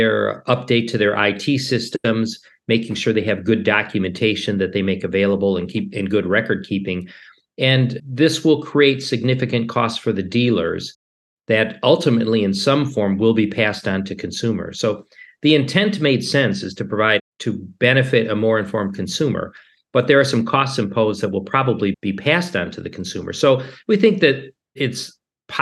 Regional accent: Detroit, Michigan, United States; also born or lived in Turin, Italy; I grew up in the Detroit area

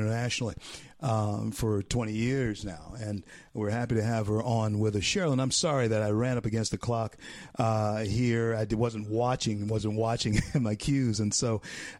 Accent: Shreveport, Louisiana, United States; I grew up in Shreveport, Louisiana

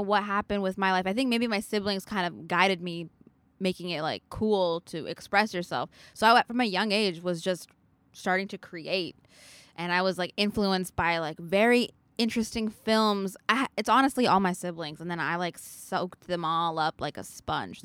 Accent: Vancouver, British Columbia, Canada; I'm from Vancouver, so the west side of Canada.

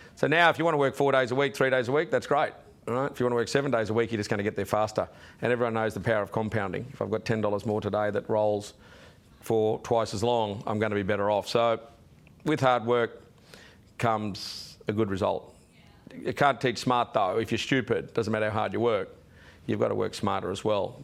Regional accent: Sydney, New South Wales, Australia; also born or lived in Wollongong; I was born in Wollongong on the way, and then as a toddler, I ended up in Sydney

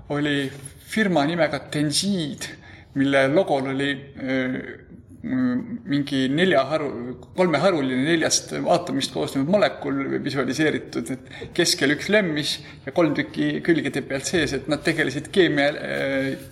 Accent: Tartu, Tartu County, Estonia; meil oli põhikoolis niisugune vene keele õpetaja, kellega pidi õppima, nii et mul tõenäoliselt oli üsna normaalne vene keele oskus selle vanuse kohta. Tartu kaheteistkümnendas keskkoolis

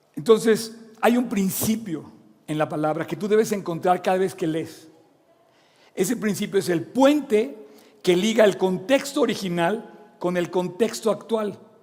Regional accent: Mexico; moved away; also born or lived in Oxford, England; Yo también a su edad me fui a vivir fuera de México, Inglaterra

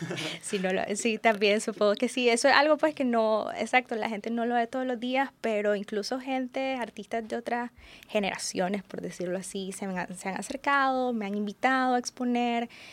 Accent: Nicaragua; nuestra idiosincrasia como nicaragüenses

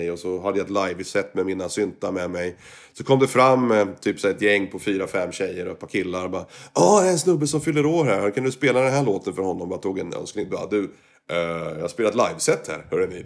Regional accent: Sweden; moved away; also born or lived in Kuala Lumpur, Malaysia; när jag var hemma i Sverige

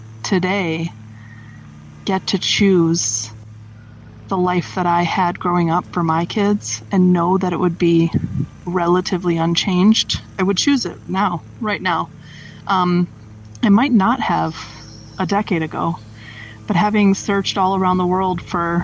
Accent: United States; moved away; I'm coming around to appreciating my home more and more, the place I'm from.

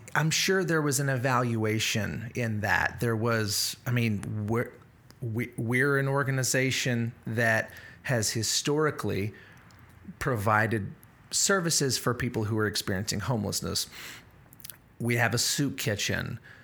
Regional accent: South Louisiana, United States

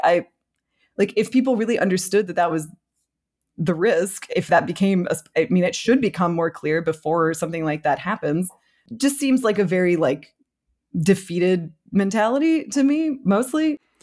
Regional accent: United States; I'm American

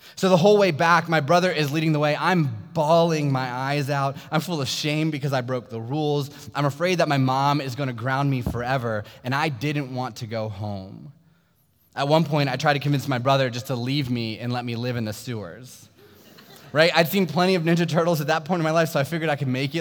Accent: Sterling, Virginia, United States; I grew up in Sterling, Virginia, which is a small suburb about 45 minutes south of here in Loudoun County

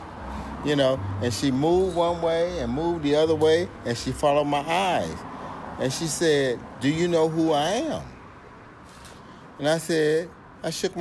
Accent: Alton, Illinois, United States; moved away as an adult; also born or lived in Boise, Idaho / Portland, Oregon; I'm from Alton, Illinois, right outside of St. Louis, Missouri.

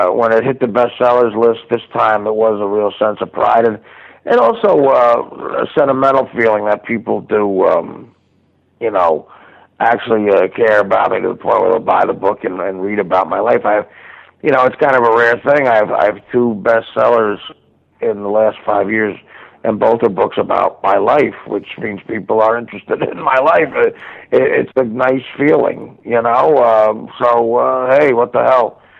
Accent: Union, New Jersey, United States; also born or lived in Livingston; I, I was actually born in Livingston. I grew up in Union, New Jersey. That's just a matter of pride.

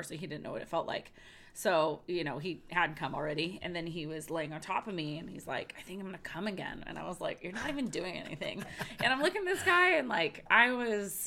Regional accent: San Diego, California, United States; I grew up in San Diego

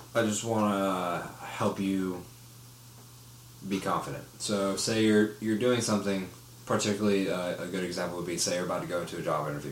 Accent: Orlando, Florida, United States; moved away; I'm from Orlando

